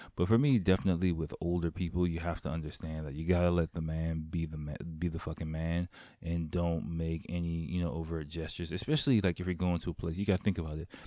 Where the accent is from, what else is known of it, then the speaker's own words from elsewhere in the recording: United States; now in Japan; I'm American